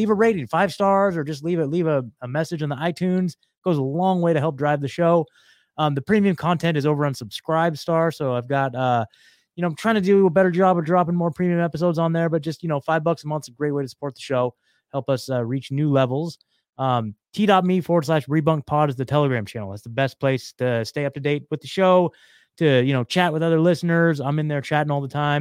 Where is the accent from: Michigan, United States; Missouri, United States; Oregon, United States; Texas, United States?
Oregon, United States; moved away as an adult; also born or lived in Eugene, Oregon; now in Franklin, Tennessee, United States; I was coming from Oregon. So, like, it was I mean, dude, I was born and raised there. Spent my whole life there. I'm a, you know, proud Oregonian